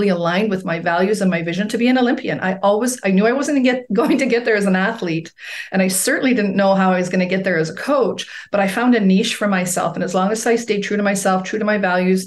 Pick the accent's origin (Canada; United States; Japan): Canada; Edmonton, Alberta; my hometown of Edmonton, Alberta, Canada